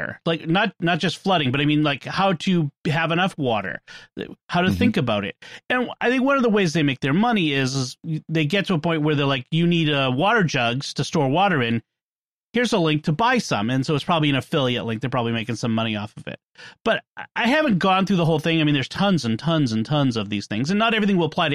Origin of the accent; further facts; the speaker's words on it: Boston, Massachusetts, United States; accent: Boston; my Boston accent